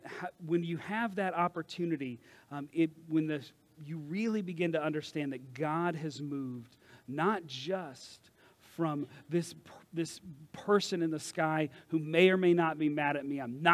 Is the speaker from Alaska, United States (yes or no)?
no; Kentucky, United States; I'm originally from Kentucky, but when I talk to my friends from Kentucky or I go visit, all of a sudden, I'm yawling all over the place.